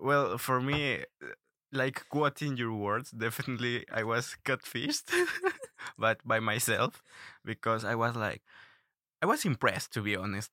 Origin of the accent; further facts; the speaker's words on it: Ecuador; moved away as an adult; now in Russia; I'm from Ecuador.